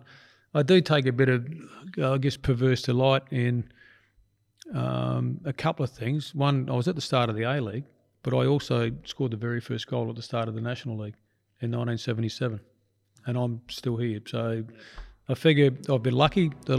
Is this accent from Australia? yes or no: yes; Adelaide, South Australia, Australia; it brought a tear to my eye because it was in Adelaide, my hometown, and it was a team that I'd started years before or been involved in.